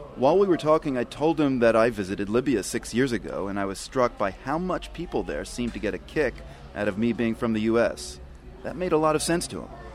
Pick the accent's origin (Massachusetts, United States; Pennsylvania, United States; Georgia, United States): Massachusetts, United States; Boston; I told people I was from Boston